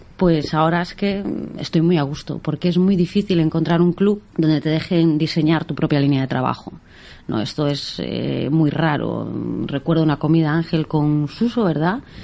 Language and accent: Spanish; O Carballiño, Galicia, Spain; moved away as an adult; also born or lived in Ourense; now in Menorca, Spain; yo soy de Carballiño